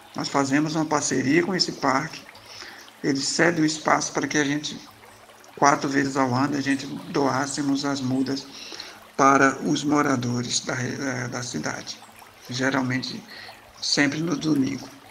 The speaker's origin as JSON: {"language": "Portuguese", "town": "Surubim", "region": "Pernambuco", "country": "Brazil", "tie": "born or raised there", "moved": "yes", "lives_now": "Belo Horizonte, Brazil", "said": "na minha terra natal, Surubim, Pernambuco"}